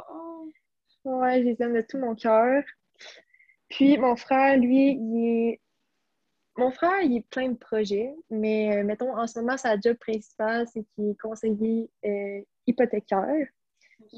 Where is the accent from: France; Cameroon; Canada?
Canada; Blainville, Quebec; born or raised there